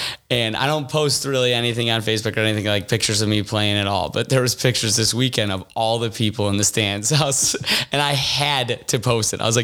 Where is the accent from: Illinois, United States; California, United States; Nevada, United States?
Illinois, United States; Forest Park; I'm from Forest Park, too.